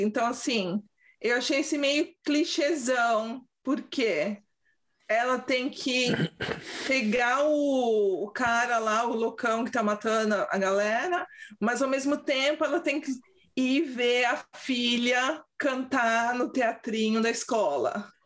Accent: São Paulo, Brazil; accent: paulistês; also born or lived in London; now in Sweden; Meu sotaque paulistês

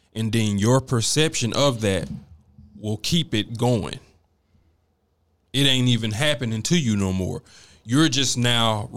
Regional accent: Dallas, Texas, United States; I'm from Oak Cliff. And I used to take Oak Cliff everywhere I went.

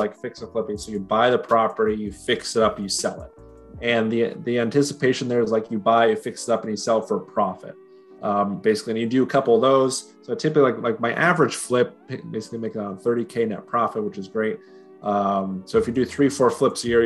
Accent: Utah, United States; also born or lived in Washington; now in Gainesville, United States; So I was born in Washington, but I was really raised in Utah. That's where I spent most of my years there.

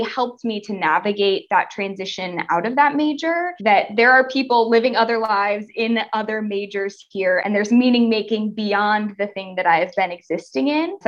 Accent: Northwest Ohio, United States; I grew up for much of my life in a small town in Northwest Ohio

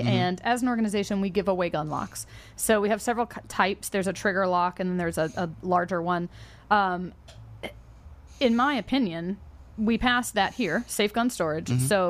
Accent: the South, United States; I grew up in the South. All my uncles had guns and they were NRA members.

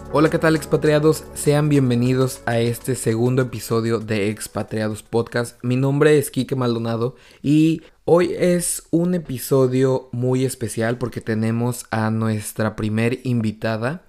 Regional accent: Mexico; moved away as an adult; now in Canada; yo soy mexicano

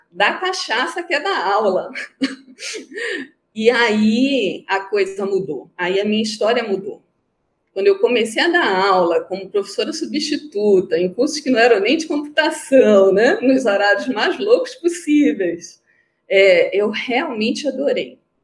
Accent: Belém, Pará, Brazil; moved away as an adult; now in Manaus, Brazil; Eu sou paraense, né? Nasci em Belém, fiz o FPA, Federal do Pará, é, assisti meu curso todo lá, fiz tudo lá

